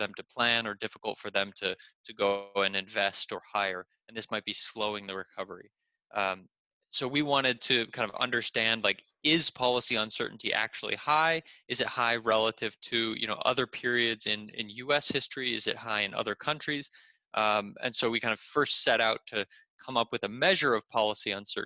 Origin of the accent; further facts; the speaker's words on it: San Diego, California, United States; moved away as an adult; also born or lived in Berkeley, California / Stanford, California; now in Chicago, United States; I was born and raised in San Diego, California. I kind of grew up there